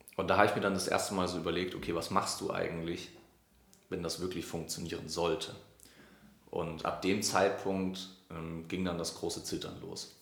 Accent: Neumarkt in der Oberpfalz, Bavaria, Germany; ich bin in äh, Neumarkt in der Oberpfalz aufgewachsen. Also das ist zwischen Nürnberg und Regensburg

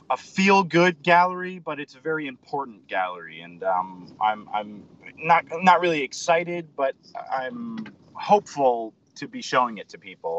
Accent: Winter Park, Florida, United States; moved away as an adult; also born or lived in Sarasota, Florida; now in Asheville, United States; So I grew up in Orlando, in Winter Park, and I was there for about maybe 10 years

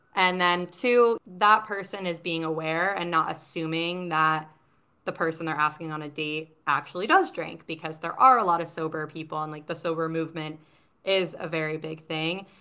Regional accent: New York City, New York, United States; living in New York City and growing up in Manhattan

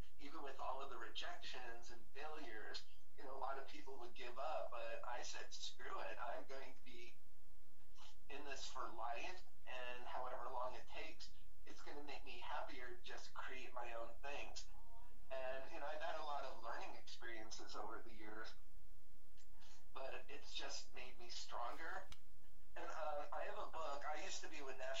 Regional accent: New Jersey, United States; moved away as an adult; also born or lived in New York / Florida; now in California, United States; growing up in New Jersey

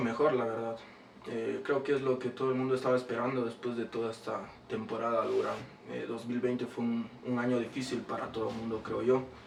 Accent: Quito, Pichincha, Ecuador; also born or lived in Chota / Imbabura; Nací aquí en Quito

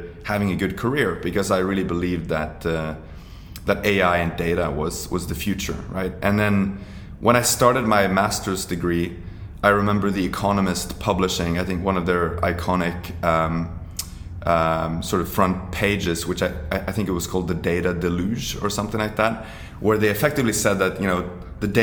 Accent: Norway; I'm from Norway

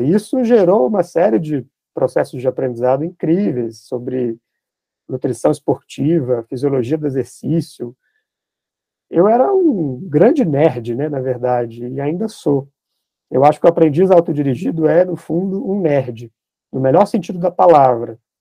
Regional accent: Minas Gerais, Brazil; eu me defino como um bom mineiro

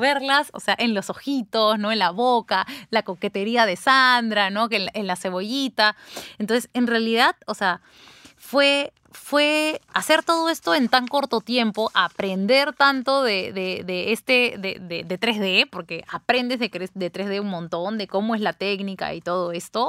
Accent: Peru; los peruanos somos así

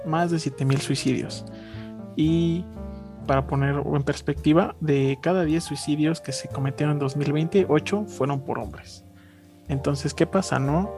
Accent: Mexico; los malos hábitos que tenemos como mexicanos

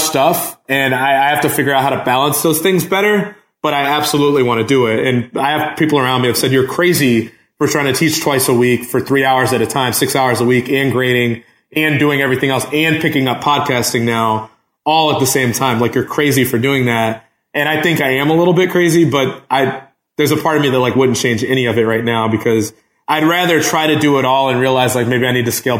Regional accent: Flossmoor, Illinois, United States; did you go to HF, Homewood Flossmoore? And I said, yeah

